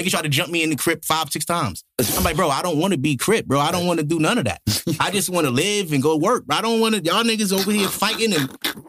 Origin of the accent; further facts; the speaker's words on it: New York City, New York, United States; I'm from Brooklyn